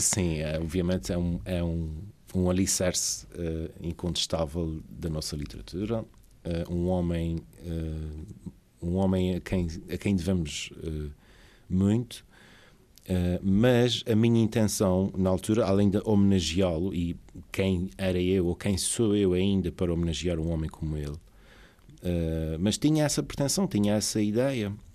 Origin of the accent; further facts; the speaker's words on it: São Miguel, Azores, Portugal; nascido e criado em São Miguel